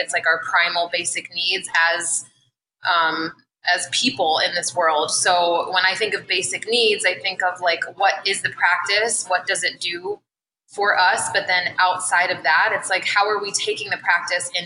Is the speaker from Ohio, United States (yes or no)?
yes; Columbus, Ohio, United States; I am from Columbus